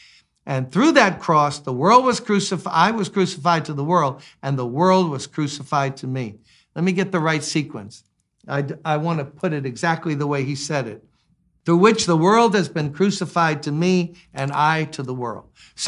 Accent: Louisiana, United States; We grew up in Louisiana. They got mosquitoes there.

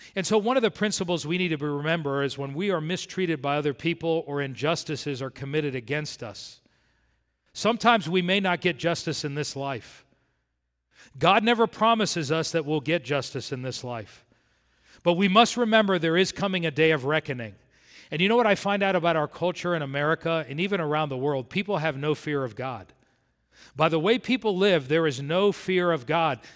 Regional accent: South Florida, United States; When I grew up in South Florida

